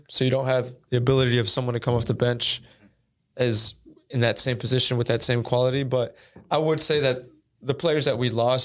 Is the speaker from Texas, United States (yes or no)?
yes; Houston, Texas, United States; now in Austin, United States; I'm from Houston, born and raised in Houston, and I moved to Austin in 2009.